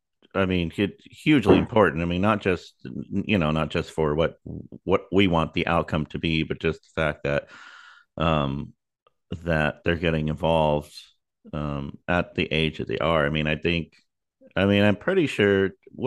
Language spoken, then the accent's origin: English; Texas, United States; we're obviously we're both from Texas